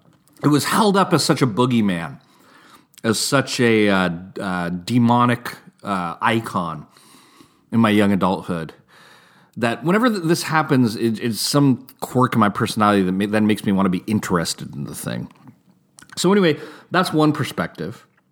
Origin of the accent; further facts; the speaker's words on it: California, United States; I know when I was a youth growing up in Northern California, it was very trendy to be anti-establishment, anti-mainstream, anti-corporate.